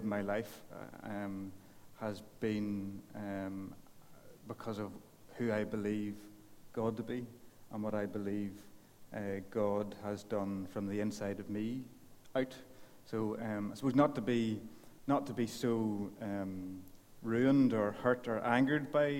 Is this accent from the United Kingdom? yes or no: yes; Portadown, Northern Ireland, United Kingdom; also born or lived in Waringstown; We moved away from Portadown.